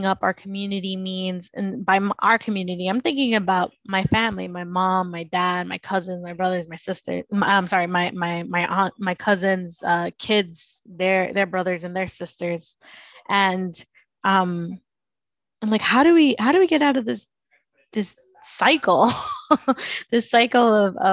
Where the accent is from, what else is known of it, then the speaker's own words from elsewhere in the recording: New York City, New York, United States; I was born and raised in Brooklyn